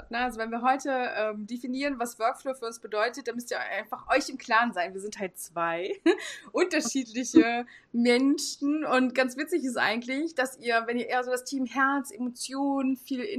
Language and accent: German; Hamburg, Germany; ich komme halt aus Hamburg.